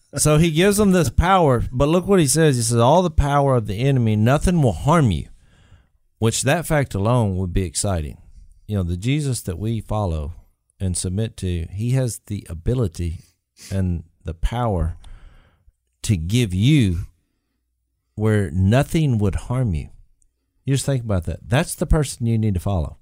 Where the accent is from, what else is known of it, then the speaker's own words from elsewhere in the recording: Louisiana, United States; we're from Louisiana